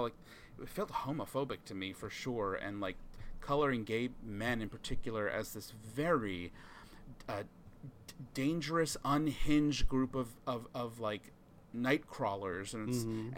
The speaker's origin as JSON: {"language": "English", "area": "Long Island", "region": "New York", "country": "United States", "tie": "born or raised there", "said": "I grew up in Long Island"}